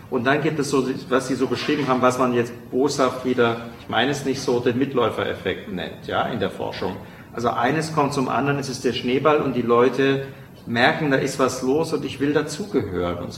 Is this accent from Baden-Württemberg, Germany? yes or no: yes; Baden-Württemberg, Germany; weil ich komme ja nun aus Baden.